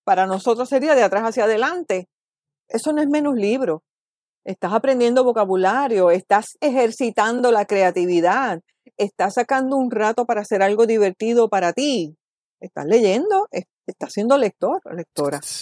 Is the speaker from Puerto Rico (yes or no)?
yes; Caguas, Puerto Rico; moved away as an adult; also born or lived in Toledo, Spain / New York City, United States / Miami, Florida, United States; vivo en Caguas, nací en Caguas, me he criado en Caguas, excepto los años que he vivido fuera